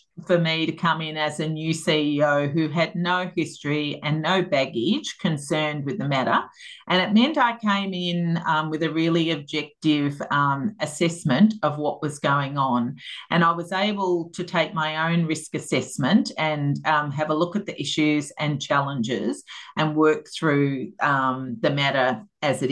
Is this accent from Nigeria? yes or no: no; Melbourne, Victoria, Australia; I grew up out in North Clayton and had, you know, long cherished that area of Melbourne